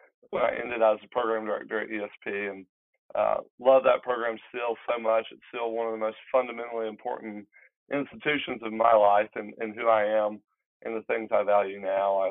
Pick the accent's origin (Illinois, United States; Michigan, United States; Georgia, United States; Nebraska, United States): Georgia, United States; Athens; also born or lived in Madison County, Georgia; I grew up in Athens